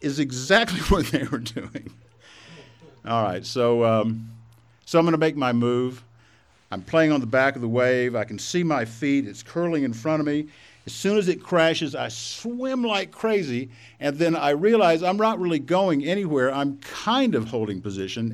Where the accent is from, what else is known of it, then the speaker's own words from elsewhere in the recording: Texas, United States; So I grew up in Texas. I still am a Texan. In another 12 seconds, you could probably tell that from my accent